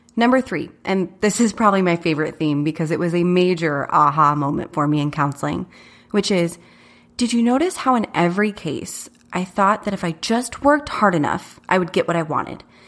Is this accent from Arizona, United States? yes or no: yes; Chandler, Arizona, United States; I was born and raised in Chandler, not too far from here